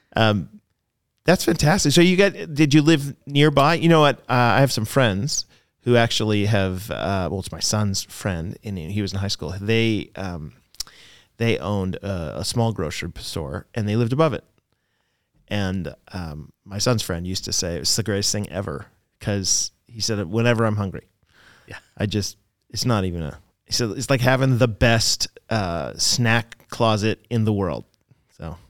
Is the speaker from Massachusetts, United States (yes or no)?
yes; Boston, Massachusetts, United States; I was born in Boston